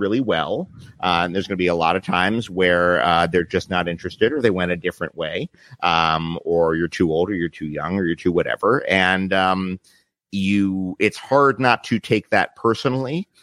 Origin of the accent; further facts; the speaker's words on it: New York City, New York, United States; I grew up in Midtown, west side of Manhattan, which is the theater district.